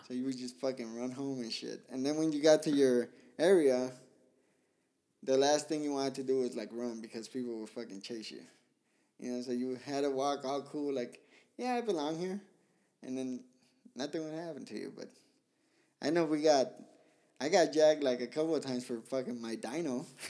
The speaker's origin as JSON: {"language": "English", "town": "Pomona", "region": "California", "country": "United States", "tie": "born or raised there", "also_born_or_lived": "Guadalajara, Mexico / Zacatecas, Mexico", "said": "I grew up in Pomona"}